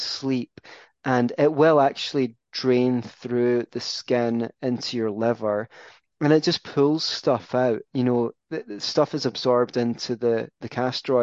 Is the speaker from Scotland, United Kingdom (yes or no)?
yes; Scotland, United Kingdom; I'm Scottish